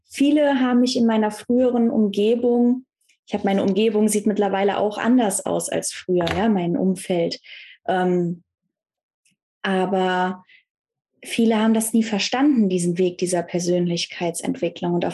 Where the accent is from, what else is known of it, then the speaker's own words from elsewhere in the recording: North Rhine-Westphalia, Germany; ich komme ja aus dem Kölner Raum, aus dem Bergischen Land und ich bin halt eine Frohnatur